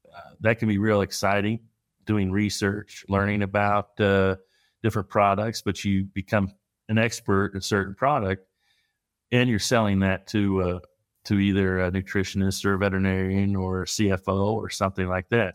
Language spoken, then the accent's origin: English; Midwest, United States; growing up in the Midwest